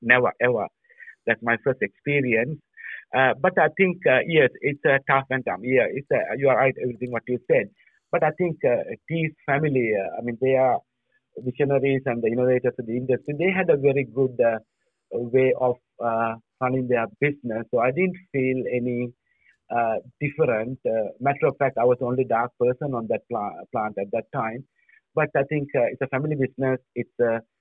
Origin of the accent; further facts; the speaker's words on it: Sri Lanka; moved away as an adult; also born or lived in Europe; now in Australia; I was born in Sri Lanka. I was studied in Sri Lanka